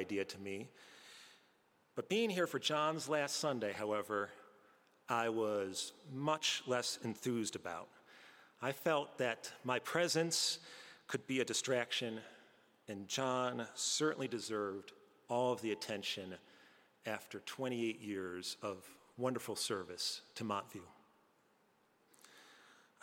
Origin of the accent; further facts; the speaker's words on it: Albany, New York, United States; moved away; the organ I used to hear back at All Saints growing up in Albany, New York